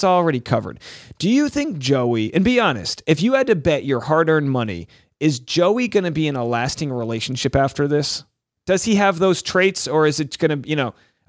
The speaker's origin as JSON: {"language": "English", "country": "United States", "said": "which I think has better personalities than us Americans."}